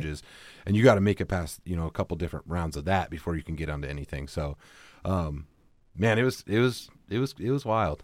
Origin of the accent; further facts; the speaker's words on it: Battle Ground, Washington, United States; I grew up in Battleground.